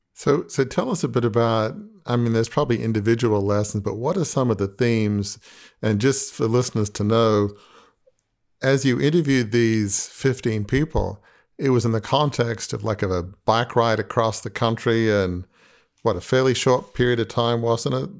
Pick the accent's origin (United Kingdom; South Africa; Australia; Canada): Australia; I'm from Australia